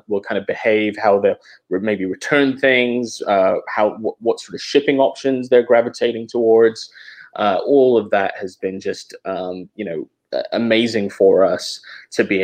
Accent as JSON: {"language": "English", "region": "England", "country": "United Kingdom", "also_born_or_lived": "Atlanta, United States", "moved": "yes", "lives_now": "Oakland, United States", "said": "So I'm originally from England. And then when I moved to the US, I moved to Atlanta with my family."}